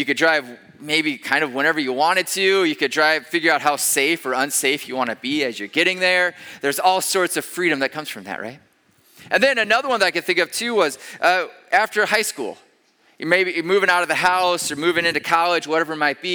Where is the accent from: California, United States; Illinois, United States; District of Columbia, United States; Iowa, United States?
Iowa, United States; moved away as an adult; also born or lived in Denver, Colorado / Pennsylvania / Ames, Iowa; We grew up in Iowa. Marta and I did.